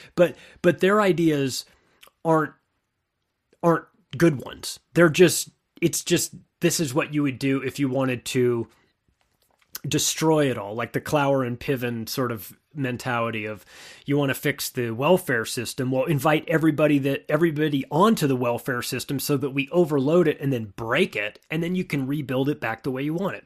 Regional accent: West Coast, United States; I grew up on the West Coast.

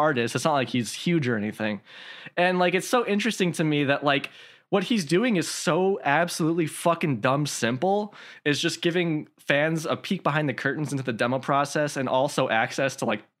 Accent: Midwest, United States; I'm from the Midwest like you are, Calvin

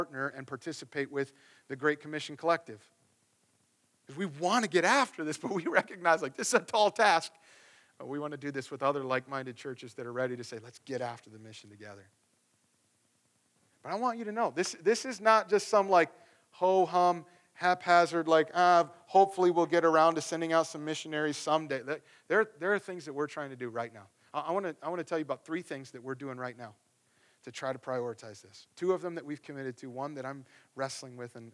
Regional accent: the Bible Belt, United States; moved away as an adult; now in East Coast, United States; where I grew up out in the Bible Belt, out in the cornfields where everybody goes to church

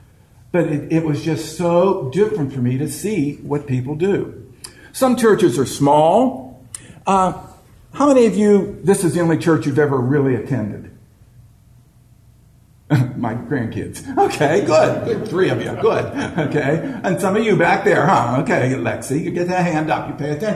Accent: Marianna, United States; I'm from Marianna, which most of you know, which is a little podunk place

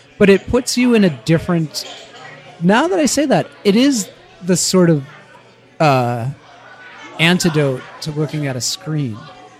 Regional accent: Dorchester, high school in Danvers, Massachusetts kid, United States; I was born in Dorchester. The infamous Dorchester.

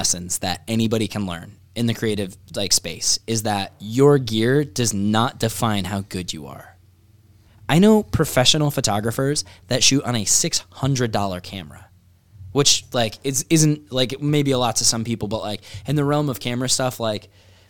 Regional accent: New York, United States; I'm from New York too.

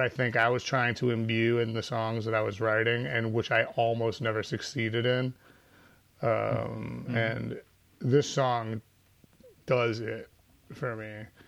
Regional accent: Chicago, Illinois, United States; I grew up on Briar and Sheridan, which is just one block east of Broadway and Briar

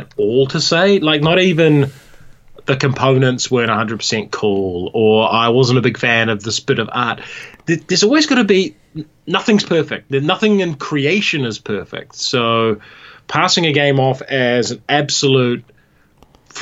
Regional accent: Hamilton, Waikato, New Zealand; also born or lived in New York, United States; I was born in Hamilton, in the Waikato

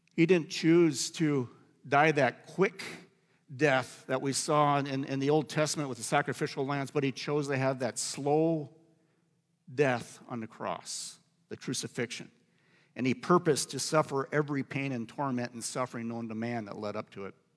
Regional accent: Iowa, United States; the farm that I grew up on in Iowa

